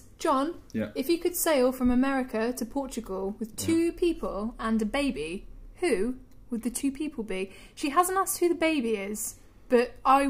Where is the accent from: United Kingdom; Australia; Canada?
United Kingdom; Northern Ireland; Because I'm from Northern Ireland.